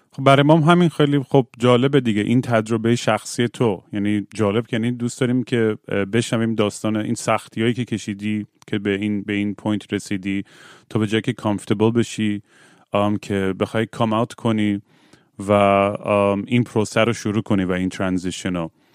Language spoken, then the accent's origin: Persian; Bushehr, Bushehr Province, Iran; منم بوشهر زیاد بودم دیگه بچه بوشهرم